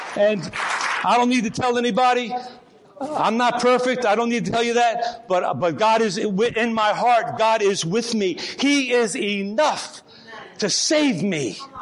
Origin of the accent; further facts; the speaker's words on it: Port Chester, New York, United States; in my hometown of Port Chester, New York